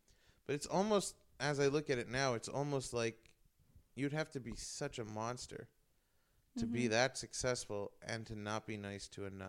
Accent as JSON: {"language": "English", "town": "New York City", "region": "New York", "country": "United States", "tie": "born or raised there", "moved": "as an adult", "said": "I'm from New York. I lived there my whole life. I was really getting fed up. I felt stuck in New York."}